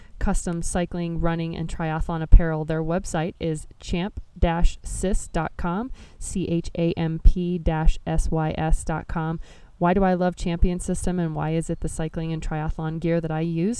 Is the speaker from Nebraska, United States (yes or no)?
yes; Nebraska, United States; my home state of Nebraska